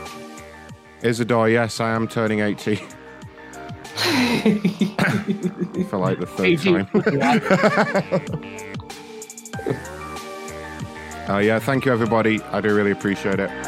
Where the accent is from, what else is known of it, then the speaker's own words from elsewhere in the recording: United Kingdom; I'm British